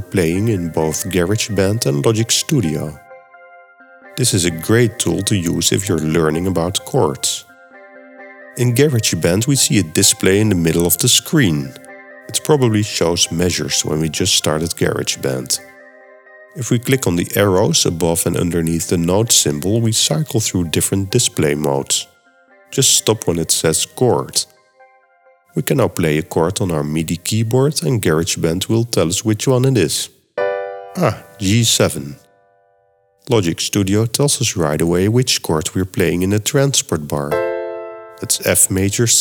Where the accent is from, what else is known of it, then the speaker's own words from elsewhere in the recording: Netherlands; accent: Dutch; first language Dutch; English is a second language; my native language is Dutch. So that explains the funny accent